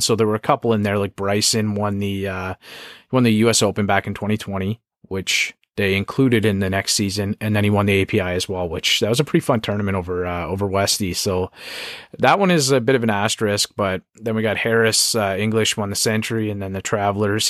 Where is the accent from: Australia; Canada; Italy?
Canada; it's tough times for us right now, Canadian